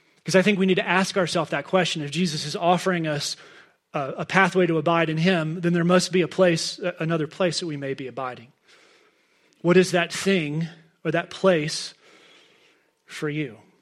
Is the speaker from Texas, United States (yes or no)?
yes; Dallas, Texas, United States; moved away as an adult; now in Crested Butte, United States; we're both, both Claire and I are fourth generation Dallas people